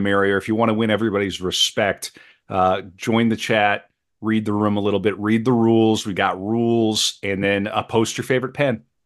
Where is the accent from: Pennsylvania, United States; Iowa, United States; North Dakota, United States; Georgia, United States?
North Dakota, United States; Mandan; moved away; in my hometown, Mandan, Bismarck, Mandan